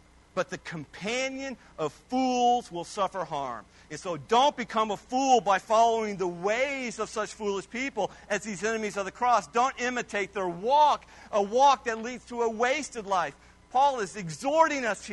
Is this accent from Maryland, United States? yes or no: no; Kiowa, Kansas, United States; also born or lived in Hazelton, Kansas; I was born in Kiowa, the great metropolis of Kiowa, Kansas.